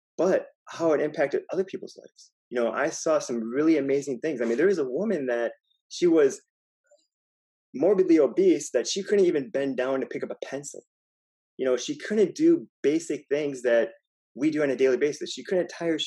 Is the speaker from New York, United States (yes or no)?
no; Wisconsin, United States; moved away as an adult; also born or lived in California; now in Miami, United States; I'm from Wisconsin